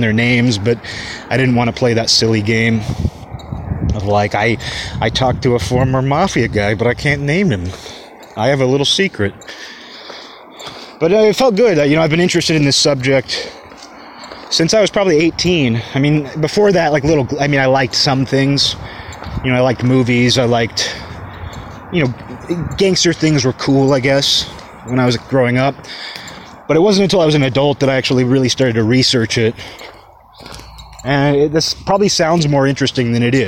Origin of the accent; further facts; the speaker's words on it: Kirkland, Washington, United States; moved away as an adult; I grew up in Kirkland